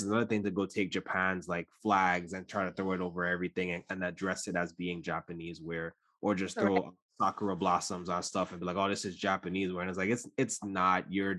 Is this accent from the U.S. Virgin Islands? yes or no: yes; U.S. Virgin Islands; I grew up in the Caribbean and the Virgin Islands specifically, and so we have, like, our Madras wear